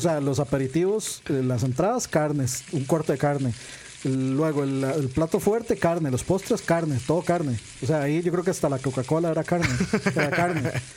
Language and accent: Spanish; Costa Rica; uno como tico